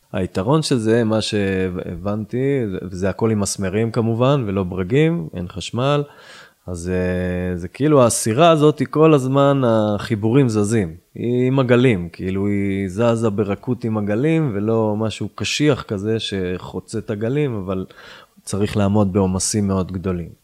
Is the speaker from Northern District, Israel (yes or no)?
yes; Yiron, Northern District, Israel; now in Tzivon, Israel; וגדלתי בקיבוץ ירעון, עשר דקות מפה, צפונה